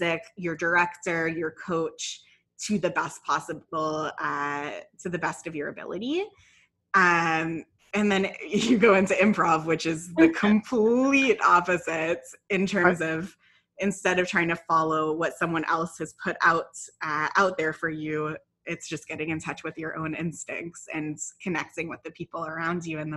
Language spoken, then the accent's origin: English; Ottawa, Ontario, Canada; moved away as an adult; also born or lived in London, England / Vancouver; now in Toronto, Canada; I grew up in Ottawa, except for a few years that I lived in London, England.